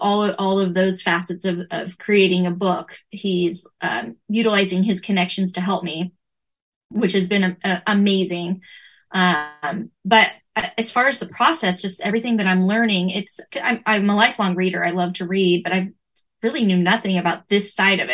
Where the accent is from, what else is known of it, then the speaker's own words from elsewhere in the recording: Northern California, United States; I've lived my whole life in Northern California